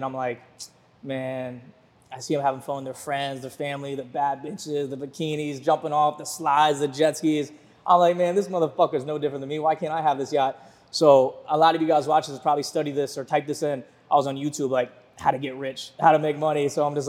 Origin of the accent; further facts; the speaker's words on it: Virginia Beach, Virginia, United States; moved away as an adult; also born or lived in Fort Lauderdale; I'm from Virginia Beach, Virginia. I don't come from money.